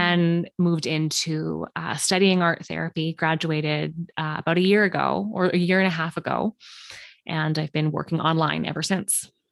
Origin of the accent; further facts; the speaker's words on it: Canada; I'm a Canadian art therapist